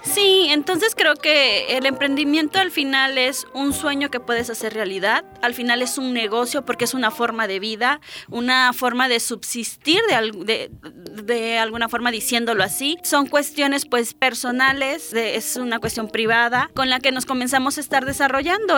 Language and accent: Spanish; Álamo Temapache, Veracruz, Mexico; moved away as an adult; now in Xalapa, Mexico; Soy originaria de Álamo Temapache, que es una pequeña ciudad al norte del estado de Veracruz